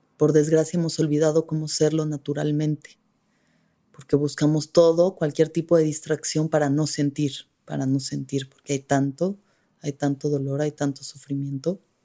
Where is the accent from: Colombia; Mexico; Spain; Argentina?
Mexico; somos como mexicanos, mestizos, hijos de mujeres indígenas violadas